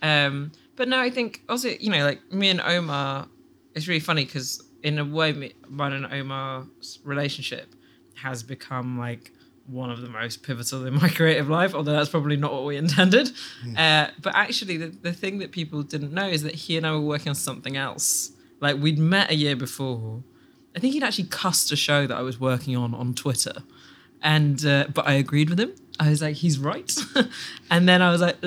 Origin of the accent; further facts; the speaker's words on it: Sudan; also born or lived in England; now in United Kingdom; I'm from Sudan.